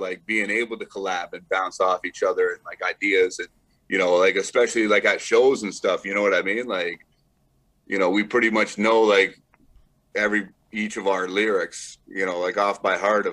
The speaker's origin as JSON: {"language": "English", "town": "Brantford", "region": "Ontario", "country": "Canada", "tie": "born or raised there", "said": "my hometown of Brantford"}